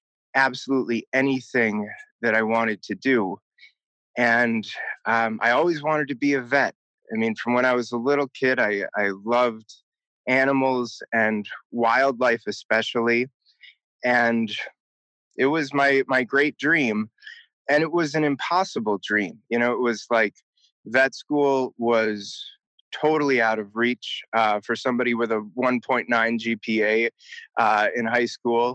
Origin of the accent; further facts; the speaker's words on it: Milwaukee, Wisconsin, United States; I grew up in Milwaukee, Wisconsin, the second oldest of six kids.